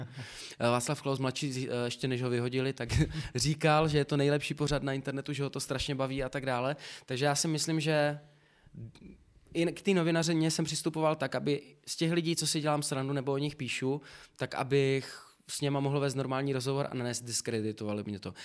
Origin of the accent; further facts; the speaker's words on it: Moravian-Silesian Region, Czechia; accent: Silesian; now in Prague, Czech Republic; Slezský, no. Já jako snažím se ho krotit